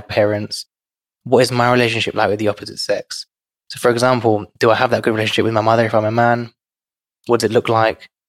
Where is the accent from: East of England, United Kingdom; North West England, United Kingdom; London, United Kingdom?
London, United Kingdom; growing up in London is quite respectful for people of different backgrounds